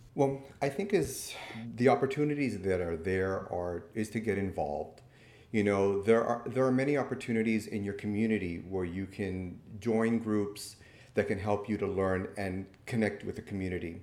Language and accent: English; Miami, Florida, United States; I'm born and raised in Miami